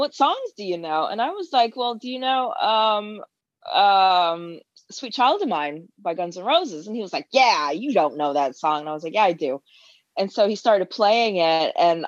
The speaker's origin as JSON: {"language": "English", "region": "East Coast", "country": "United States", "tie": "born or raised there", "also_born_or_lived": "London, United Kingdom", "moved": "as an adult", "lives_now": "Austin, United States", "said": "since I was about 10 or 11 years old, my parents moved to America from the UK in the early 90s."}